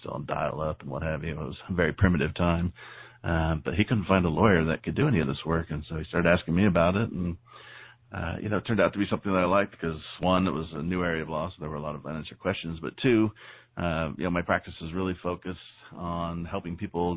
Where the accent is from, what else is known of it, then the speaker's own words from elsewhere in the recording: San Diego, California, United States; growing up in San Diego, California.